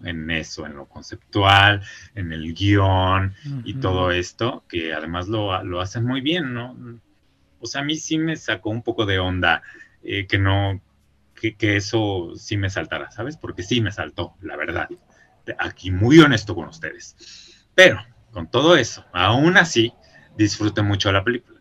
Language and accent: Spanish; Mexico; moved away; como uno es mexicano